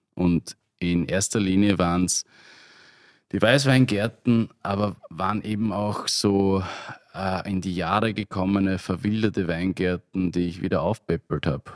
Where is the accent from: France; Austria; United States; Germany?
Austria; Burgenland; als Burgenländer